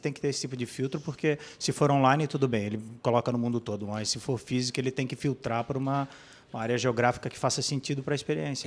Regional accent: Blumenau, Santa Catarina, Brazil; Eu, eu sou de Blumenau

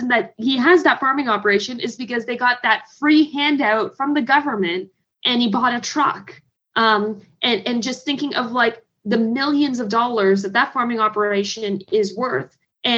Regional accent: Canada; also born or lived in Hamilton, Ontario; as a Canadian

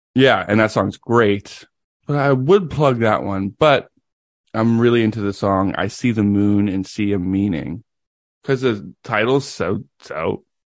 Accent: Tennessee, United States; I was born in Tennessee

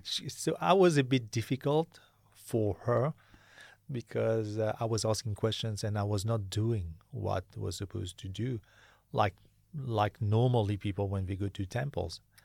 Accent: Mauritius; I'm from Mauritius.

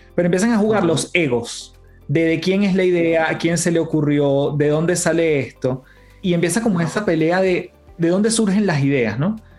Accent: Caracas, Capital District, Venezuela; moved away as an adult; Una casa en, Caracas. En Venezuela

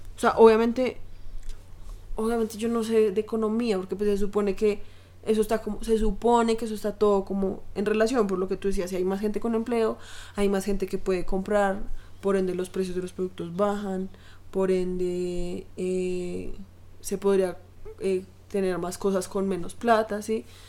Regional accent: Colombia; acá en Colombia

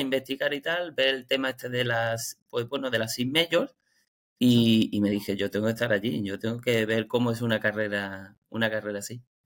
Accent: Málaga, Andalusia, Spain; Yo soy de Málaga

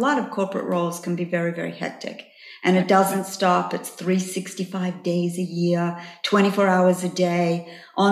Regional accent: Australia; moved away as an adult; also born or lived in New York; I came from Australia when I was 23 years of age

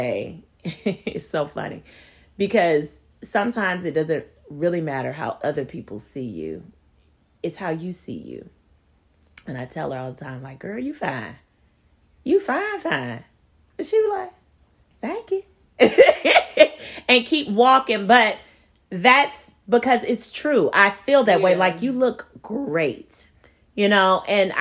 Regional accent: the South, United States; I'm from the South

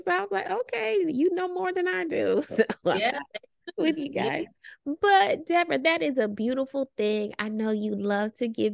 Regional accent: Florida, United States; moved away; also born or lived in Colorado; we're from Florida

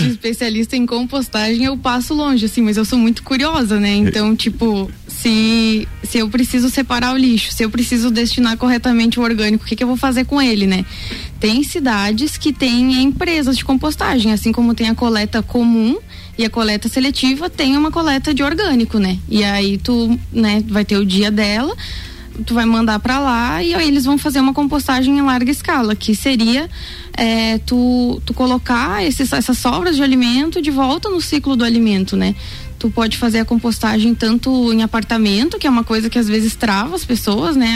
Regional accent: Rio Grande do Sul, Brazil; moved away as an adult; now in Lages, Brazil; eu sou gaúcha e eu morava no interior, né? mas eu já tô aqui faz quatro anos

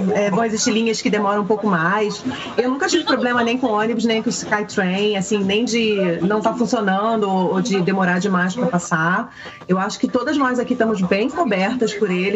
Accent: Rio de Janeiro, Brazil; now in Vancouver, Canada; nós todas viemos do Rio

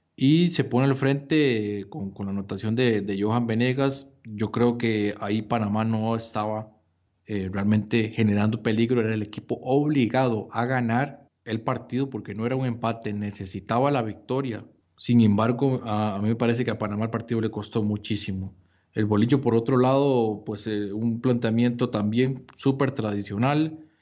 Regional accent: Costa Rica; Nosotros como como costarricenses

